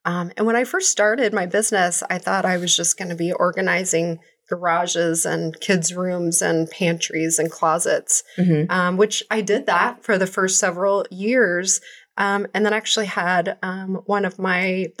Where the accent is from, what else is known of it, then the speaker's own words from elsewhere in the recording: Kansas City, Missouri, United States; I was born in Kansas City, mm-hmm. born and raised, went to high school here